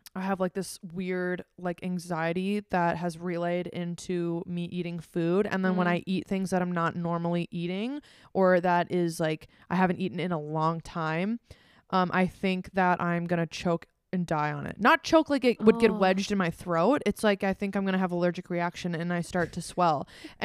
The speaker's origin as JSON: {"language": "English", "region": "Minnesota", "country": "United States", "said": "Well, I'm from Minnesota. We live in Minnesota."}